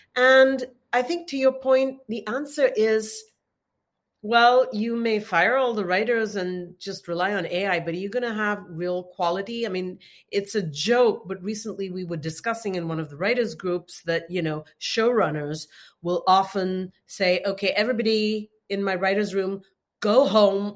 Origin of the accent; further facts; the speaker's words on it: India; I'm from India